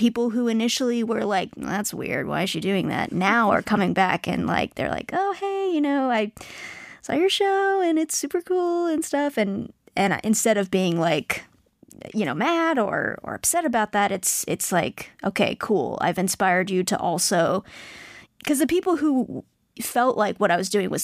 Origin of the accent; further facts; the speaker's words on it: United States; I come from two different cultures, you know, Indian and I'm also American